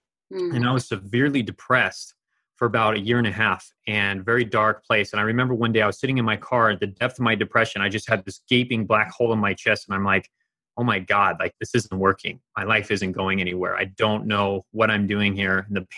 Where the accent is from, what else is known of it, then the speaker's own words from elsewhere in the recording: eastern Germany, Germany; she had had a similar, very similar journey to me growing up in Eastern Germany with an emotionally distant household.